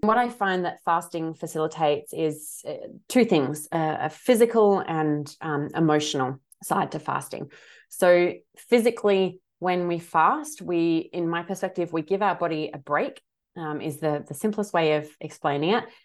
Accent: Adelaide, South Australia, Australia; also born or lived in Sydney; now in Western Australia, Australia; I'm originally from Adelaide

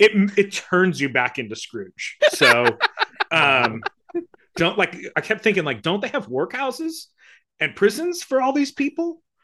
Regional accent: South Florida, United States; moved away; I grew up in South Florida

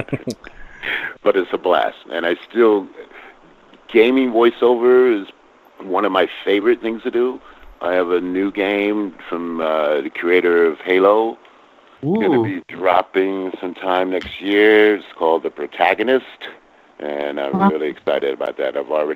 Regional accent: Connecticut, United States; I grew up in Connecticut

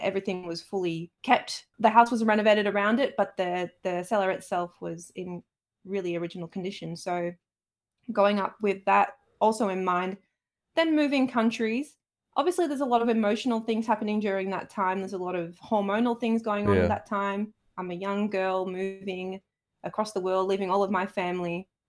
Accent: Saltaire, Yorkshire and the Humber, United Kingdom; So I grew up in Saltaire, which is a small town in Bradford, up in Yorkshire.

